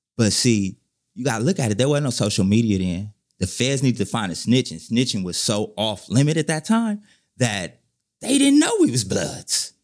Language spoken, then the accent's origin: English; Inglewood, California, United States; I'm from Inglewood